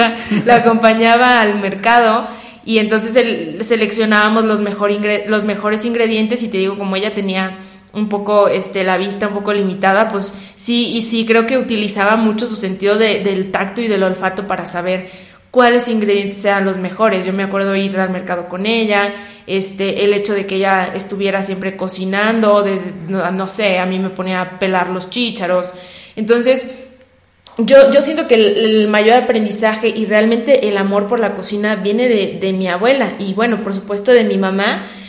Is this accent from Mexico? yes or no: yes; San Luis Potosí, Mexico; nosotros somos de San Luis Potosí